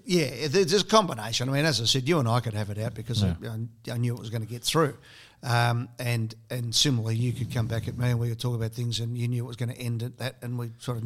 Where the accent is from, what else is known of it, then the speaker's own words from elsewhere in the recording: Broadmeadows, Victoria, Australia; also born or lived in Sydney; growing up in Broadmeadows